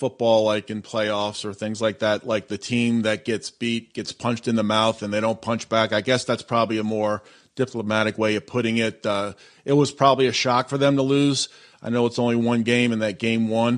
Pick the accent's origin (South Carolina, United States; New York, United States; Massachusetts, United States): Massachusetts, United States; I grew up in the Massachusetts area, so I would go see the Red Sox play in the 80s